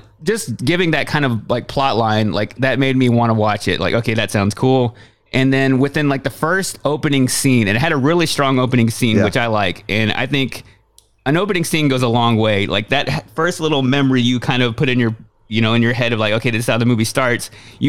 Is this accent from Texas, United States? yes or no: yes; Waxahachie, Texas, United States; I was further north. So I grew up right outside of Dallas, a place called Waxahachie, Texas